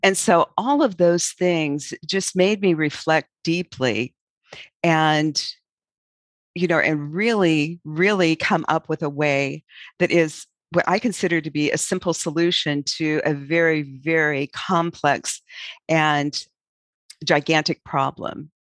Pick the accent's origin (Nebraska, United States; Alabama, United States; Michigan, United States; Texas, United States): Nebraska, United States; Auburn; when I was, was a child in my hometown of Auburn, Nebraska